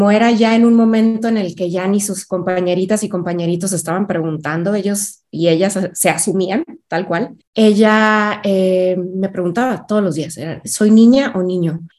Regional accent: Mexico City, Mexico; Yo crecí en varias ciudades de México. Eh, me dedico, pero soy originaria de la Ciudad de México. Entonces soy chilanga.

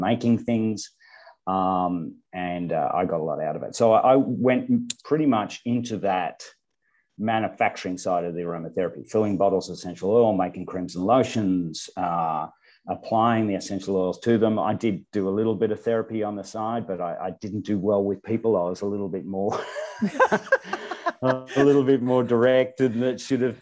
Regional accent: Bendigo, Victoria, Australia; also born or lived in Western Australia; in my hometown in Bendigo in central Victoria

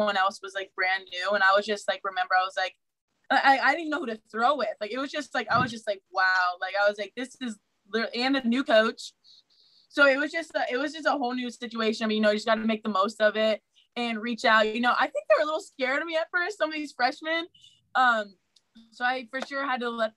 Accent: Ohio, United States; I'm from Ohio.

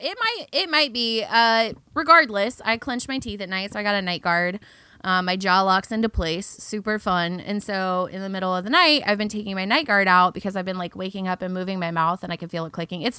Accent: Pacific Northwest, United States; also born or lived in Southern United States; I noticed, so as we know, I lived in the South for a long time. And being from the Pacific Northwe

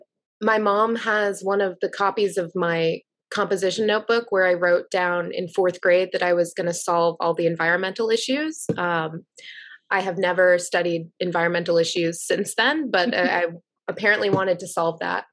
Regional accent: Plymouth, Massachusetts, United States; But I grew up in Plymouth, Massachusetts, and we were by the beach

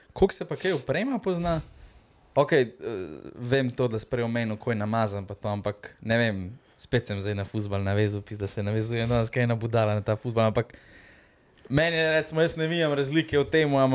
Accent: Slovenia

